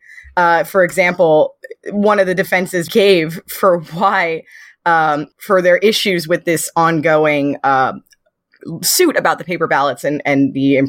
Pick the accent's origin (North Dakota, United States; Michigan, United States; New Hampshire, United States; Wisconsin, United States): New Hampshire, United States; I'm from New Hampshire